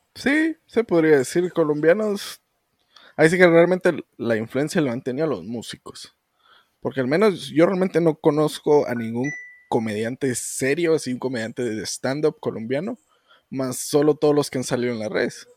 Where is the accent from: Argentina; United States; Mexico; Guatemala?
Guatemala; Mucha, muchas de nuestra gente, nuestro pueblo, mm. tiene ciertas actitudes que toda Guatemala tiene